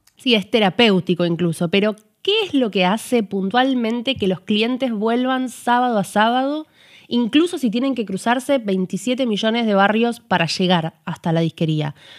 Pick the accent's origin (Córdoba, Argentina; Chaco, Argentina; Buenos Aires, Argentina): Buenos Aires, Argentina; los, porteños vivamos